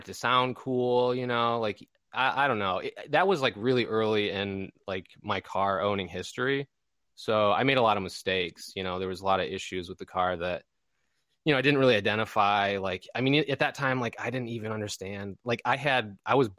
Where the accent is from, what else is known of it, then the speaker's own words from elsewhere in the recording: Michigan, United States; being from, you know, Michigan, anything that wasn't domestic was kind of like taboo